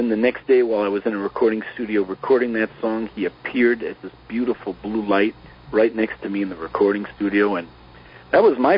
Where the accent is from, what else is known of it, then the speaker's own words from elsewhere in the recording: East Coast, United States; moved away as an adult; I grew up in the East Coast